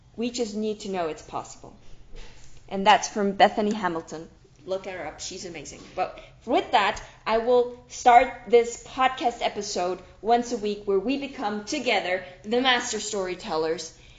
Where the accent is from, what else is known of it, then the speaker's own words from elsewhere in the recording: Switzerland; I am from Switzerland, right? But we are in Zurich